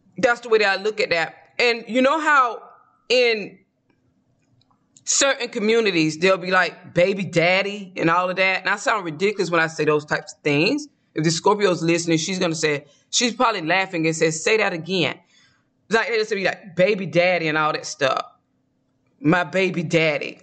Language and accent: English; Georgia, United States; moved away; I'm from the South. I grew up eating collard greens, black eyed peas, and cooking it